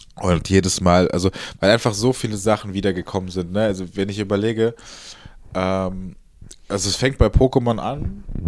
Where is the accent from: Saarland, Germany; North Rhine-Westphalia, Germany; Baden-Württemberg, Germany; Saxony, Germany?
North Rhine-Westphalia, Germany; Cologne; ich bin Kölner durch und durch